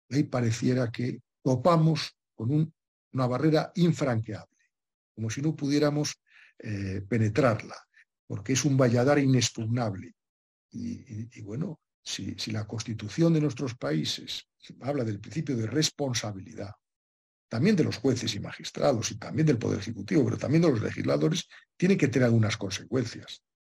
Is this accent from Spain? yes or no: yes; Spain; en mi país, que en España